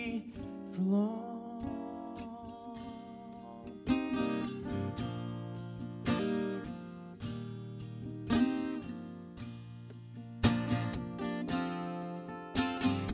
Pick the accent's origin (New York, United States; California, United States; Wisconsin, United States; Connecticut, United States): New York, United States; New York City; also born or lived in Hawaii; I'm from New York City